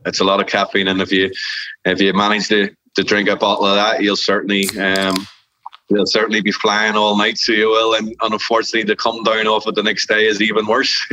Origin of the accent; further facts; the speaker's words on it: Northern Ireland, United Kingdom; Technically, we're all Irish because we live in we live in Northern Ireland or Republic of Ireland.